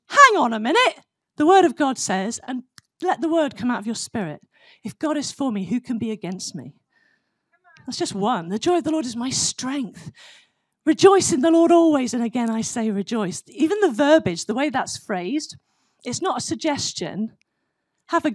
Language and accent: English; United Kingdom; now in United States; I'm a British citizen